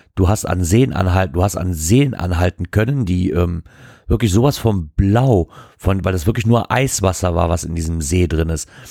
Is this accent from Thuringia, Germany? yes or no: no; Wassenberg, North Rhine-Westphalia, Germany; bei uns in Wassenberg